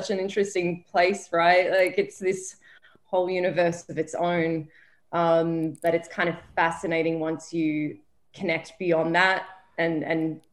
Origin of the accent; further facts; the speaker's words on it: Melbourne, Victoria, Australia; moved away as an adult; now in New York, United States; I was born in Melbourne, Australia, lived there the majority of my life, almost all of my life.